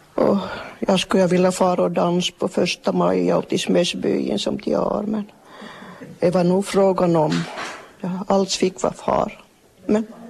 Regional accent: Kvevlax, Ostrobothnia, Finland; Jag är född i Kvävlax, bott i Västerholm.

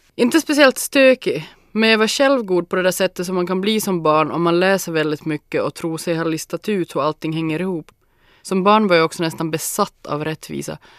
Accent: Larsmo, Ostrobothnia, Finland; also born or lived in Jakobstad; Jag är född och uppvuxen i Larsmo, i ett gult hus med garage, lekstuga och en stor hundhage

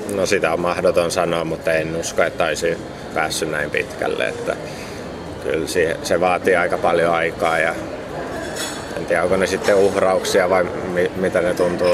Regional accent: Finland

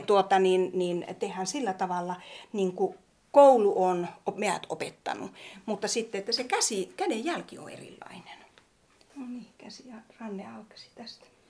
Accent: Tornio, Lapland, Finland; now in Pälkäne, Finland; Mä olen kotoisin Torniosta Laivajärvestä

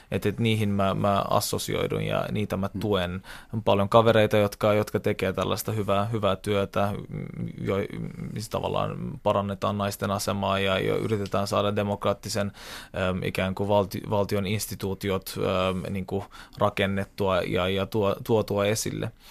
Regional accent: Istanbul, Turkey; born there; mä oon syntynyt Istanbulissa, tykkään käydä siellä paikan päällä.

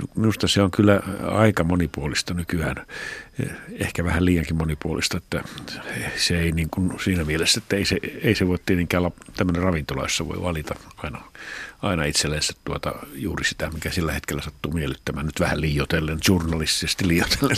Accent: northern Finland, Finland; moved away; pohjoisessa, mistä mä oon kotoisin

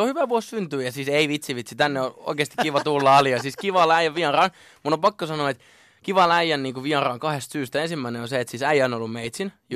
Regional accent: Lahti, Päijät-Häme, Finland; mä oon syntynyt Lahdessa ja öö, mä oon asunut Lahdessa siis niin kuin vanhempien luona ihan siitä niin kuin nollavuotiaasta 20 20-vuotiaaksi

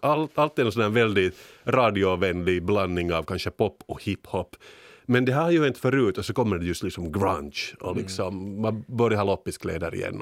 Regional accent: Finland; som vi finländare

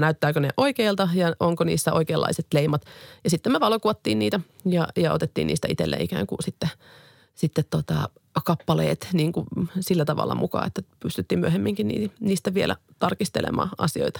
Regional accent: Finland; moved away as an adult; now in China; mä työskentelen suomalaisena toimittajana Kiinassa

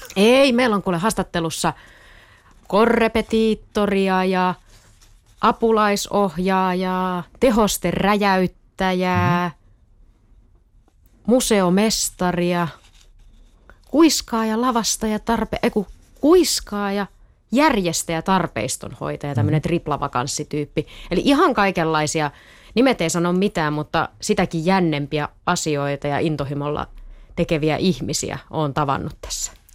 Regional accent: Eastern Finland, Finland; now in Tampere, Finland; mä oon siis kotosin tai asunut lapsuuteni niin kuin Itä-Suomessa

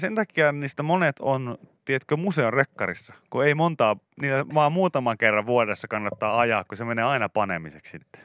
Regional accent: Pori, Satakunta, Finland; meillä Porissa puhuttiin niin kuin autoista

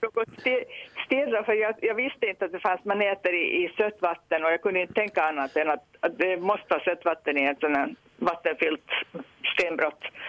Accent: Nagu, Southwest Finland, Finland; Jag är från Nagu

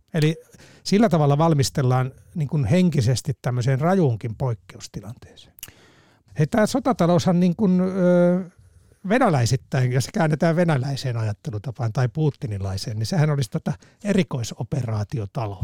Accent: Salla, Lapland, Finland; Sallasta kotoisin olevana

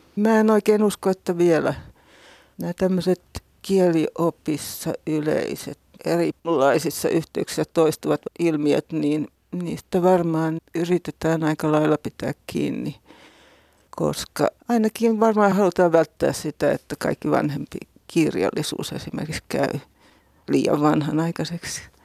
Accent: Häme, Finland; tuolla meillä Hämeessä

